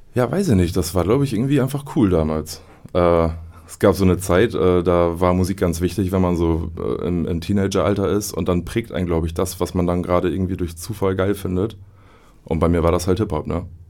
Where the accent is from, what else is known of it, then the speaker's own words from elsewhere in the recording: Oldenburg, Lower Saxony, Germany; quasi als Oldenburger